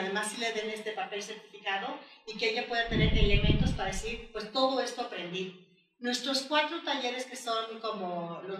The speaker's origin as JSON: {"language": "Spanish", "country": "Mexico", "said": "Y después como mujer, como mexicana, como madre de familia."}